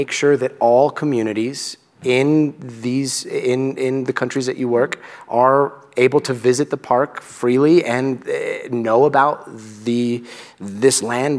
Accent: Guatemala; born there; In Latin America, I was born in Guatemala, and I've visited a lot of like the Mayan ruins, and it's a sense of pride.

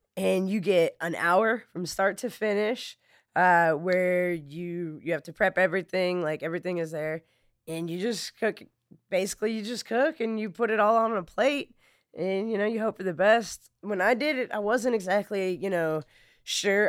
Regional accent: Flagstaff, Arizona, United States; now in Lake Charles, United States; I grew up in Flagstaff, I grew up in the mountains of Arizona

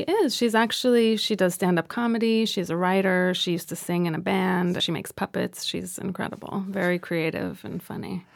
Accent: Los Angeles, California, United States; growing up in Los Angeles

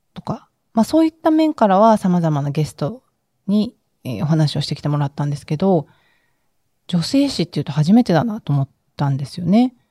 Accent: Okinawa, Japan; 私も出身沖縄

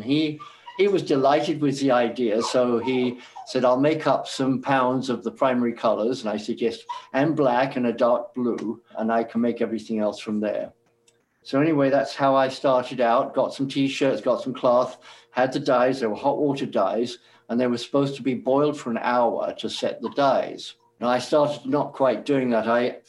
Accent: England, United Kingdom; moved away as an adult; now in New York City, United States; I moved from England in 1968 and went to New York City to seek my fortune. I left a good job in Piccadilly in London as a quantity surveyor

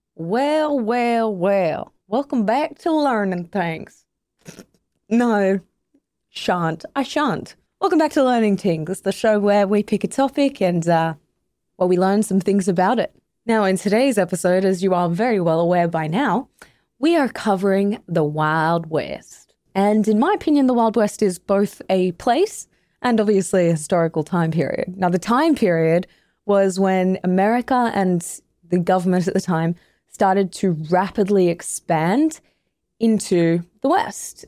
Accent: Australia; I come from Australia, one of the other great stolen nations.

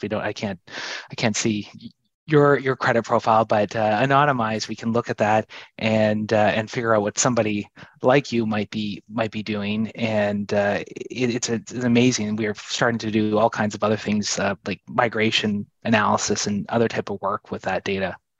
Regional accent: Canada; moved away; I'm from Canada.

